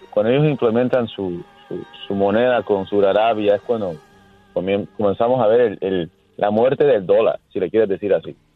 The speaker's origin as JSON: {"language": "Spanish", "region": "Havana", "country": "Cuba", "said": "Yo soy de La Habana, Cuba."}